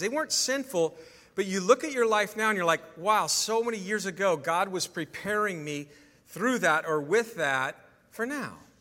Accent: California, United States; I'm a California guy

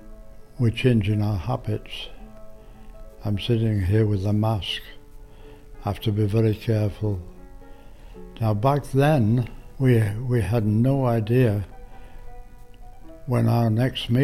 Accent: Bradford, Yorkshire and the Humber, United Kingdom; now in Canada; I was born in England, November the 22nd, 1921.

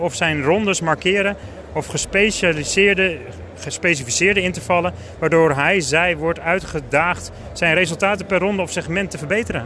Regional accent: Alkmaar, North Holland, Netherlands; ik kom uit Alkmaar

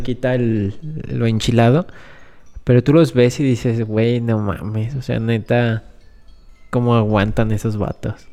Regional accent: Guanajuato, Mexico; somos de aquí de Guanajuato, del mero centro del país

